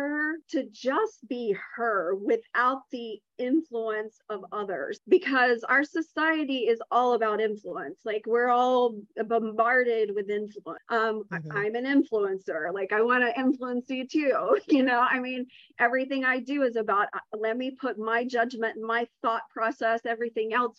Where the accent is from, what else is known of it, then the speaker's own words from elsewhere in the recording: the South, United States; I'm also from the South.